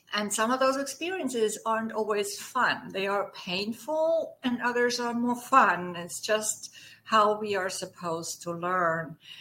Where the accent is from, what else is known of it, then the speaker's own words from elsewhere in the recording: Germany; accent: German; English is a second language; moved away; as my accent may have given away, I'm German. so I grew up on a small farm